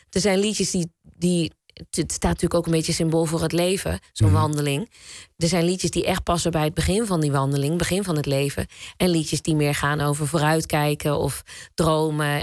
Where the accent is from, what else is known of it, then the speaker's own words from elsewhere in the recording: Zwolle, Overijssel, Netherlands; We komen ook allebei uit Zwolle